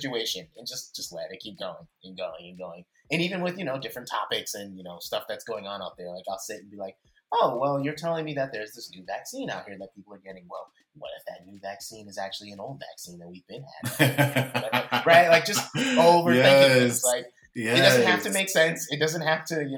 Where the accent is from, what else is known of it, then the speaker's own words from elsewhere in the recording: Bay Area, California, United States; I am born and raised in the Bay Area.